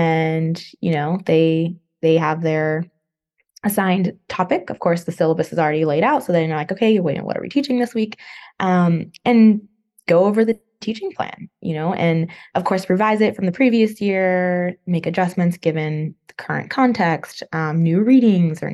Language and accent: English; Northern California, United States; moved away as an adult; also born or lived in Los Angeles, California / Chapel Hill, North Carolina; now in Virginia, United States; I'm from California. Grew up there, Northern California, but then I also lived in Southern California for a while, in LA area